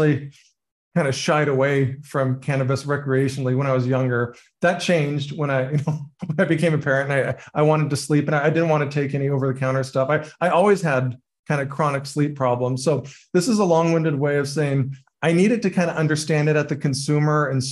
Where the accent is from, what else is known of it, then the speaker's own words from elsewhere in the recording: California, United States; I grew up in California